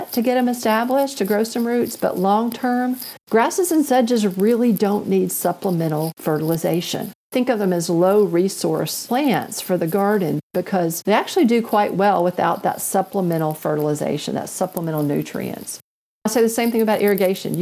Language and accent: English; Northwest Alabama, United States; I grew up in Northwest Alabama